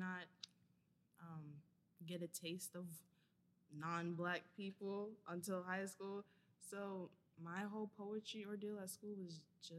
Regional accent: New York, United States; we're from New York

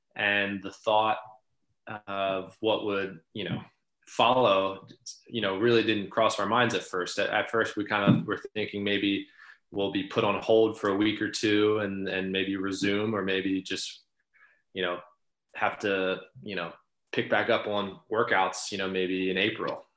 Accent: Baltimore, Maryland, United States; growing up uh, in Baltimore

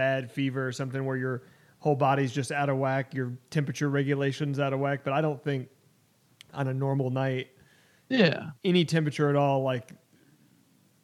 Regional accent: Tennessee, United States; the place where I was born, Tennessee, my home state, in the TriStar state

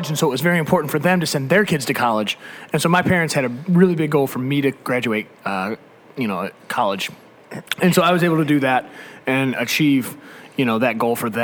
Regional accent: Detroit, Michigan, United States; I grew up here in Detroit, Michigan

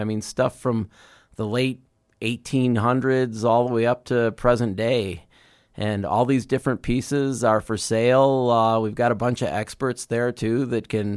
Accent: Chicago, Illinois, United States; I grew up in the Chicago area

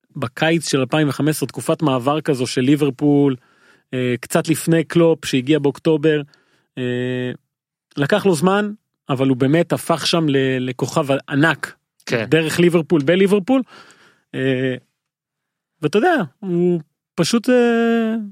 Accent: Haifa, Haifa District, Israel; כנער חיפאי בגיל הזה

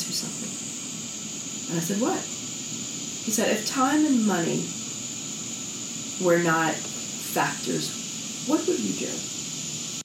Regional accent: the South, United States; I grew up in the South

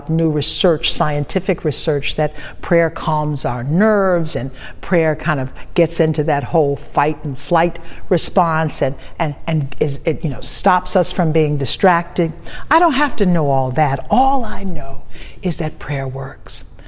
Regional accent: Little Rock, Arkansas, United States; I grew up during the civil rights movement in the South. When I was probably about 6 years old, Reverend Dr. Martin Luther King came to a church in my hometown of Little Rock, Arkansas

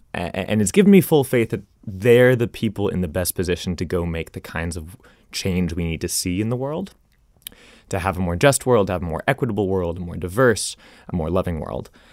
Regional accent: Arlington, Virginia, United States; moved away; also born or lived in Rhode Island; my hometown of Arlington, Virginia

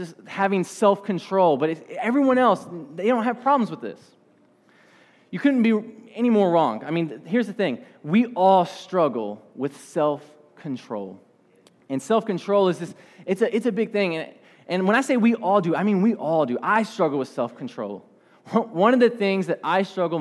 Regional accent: United States; I grew up on Dixie Highway. And then I've moved over to Preston

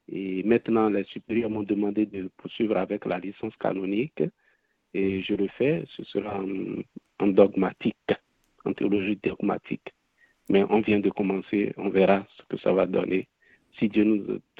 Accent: Benin; Je viens de la République du Bénin, en Afrique de l'Ouest, et je suis d'une fratrie de 12 enfants.

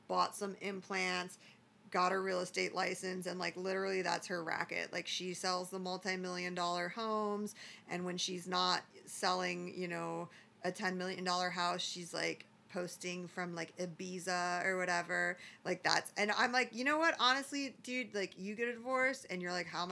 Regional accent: Midwest, United States; now in Arizona, United States; I'm from the Midwest

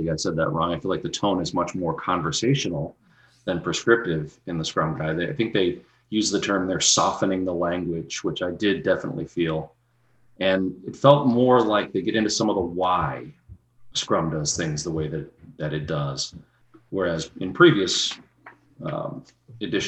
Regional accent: Boston, Massachusetts, United States; accent: Boston; I'm from the Boston area

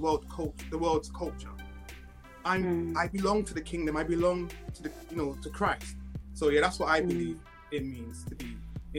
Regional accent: Nigeria; I'm a Nigerian, you know, I'm West African descent, but I'm a Christian first.

